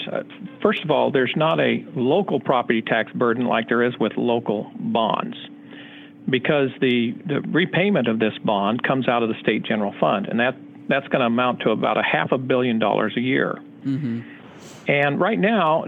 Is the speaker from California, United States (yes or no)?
yes; Southern California, United States; I hail from Southern California